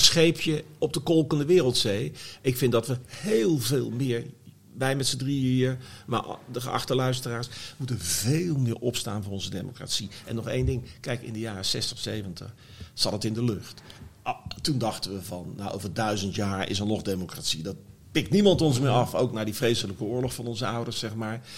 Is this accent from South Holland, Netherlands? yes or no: yes; The Hague, South Holland, Netherlands; ik ben geboren in de Oranje Kliniek in Scheveningen